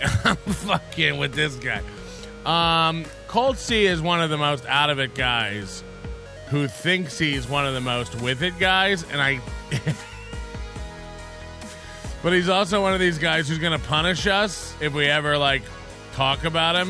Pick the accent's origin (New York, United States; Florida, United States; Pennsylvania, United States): Florida, United States; I'm from Florida and I grew up poor